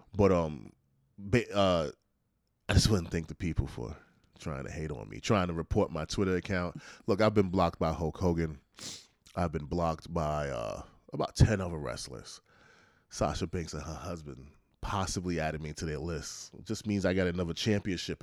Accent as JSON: {"language": "English", "region": "New York", "country": "United States", "said": "as a New Yorker"}